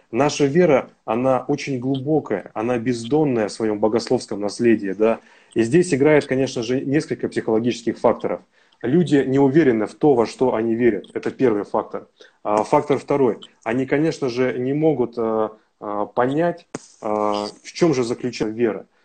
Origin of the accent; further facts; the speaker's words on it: Siberia, Russia; Потому что я сам тоже вырос и родился в Сибири, да, и жил недалеко от мечети.